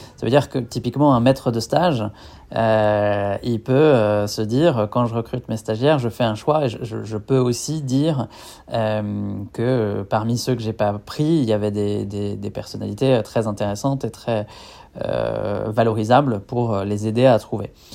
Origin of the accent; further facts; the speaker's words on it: Niort, Nouvelle-Aquitaine, France; moved away as an adult; now in Lyon, France; je suis originaire de, l'ouest de la France, de la ville de Niort